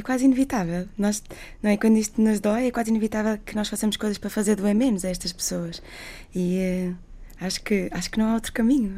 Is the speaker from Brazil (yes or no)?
no; Portugal; eu sou portuguesa, sou médica